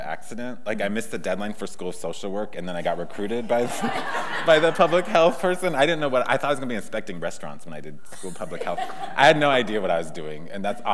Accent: Sioux Falls, South Dakota, United States; moved away as an adult; also born or lived in Seattle / Minnesota / Wisconsin / Berkeley; I grew up in South Dakota

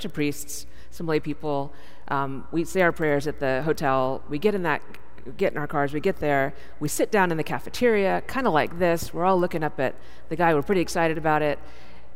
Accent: Texas, United States; moved away; I'm from Texas, so I got to lead as the Texan

